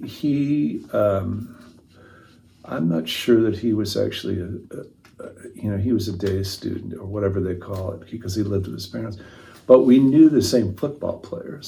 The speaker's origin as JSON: {"language": "English", "town": "Winnetka", "region": "Illinois", "country": "United States", "tie": "born or raised there", "also_born_or_lived": "San Francisco", "moved": "as an adult", "said": "I grew up next to the train station"}